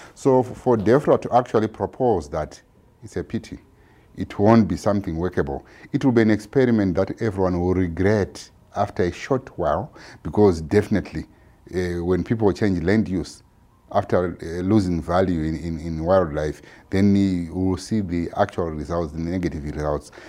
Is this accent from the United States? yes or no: no; Zimbabwe; I'm from Zimbabwe